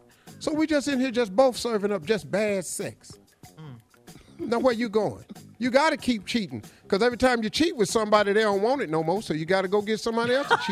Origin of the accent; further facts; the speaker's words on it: Cleveland, Ohio, United States; Engineer Dave is from Kansas City. Mm-hmm. I'm from Cleveland.